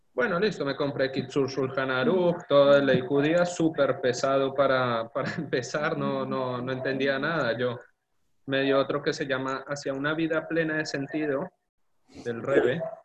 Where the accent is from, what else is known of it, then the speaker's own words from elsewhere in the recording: Colombia; moved away as an adult; now in Argentina; nací en Colombia, ya la mayoría saben, y mm, estudié en la Universidad en, la facultad en Colombia nueve semestres